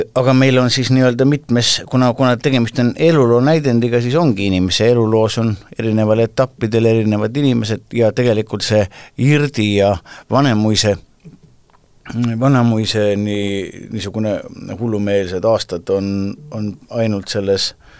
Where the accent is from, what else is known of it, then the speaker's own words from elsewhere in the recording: Estonia; me, eestlased, oleme kõik ilmselt kuskilt pidi sugulased